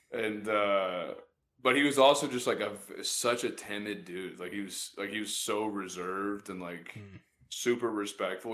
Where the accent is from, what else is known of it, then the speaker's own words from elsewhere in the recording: Jacksonville, Florida, United States; I grew up in Jacksonville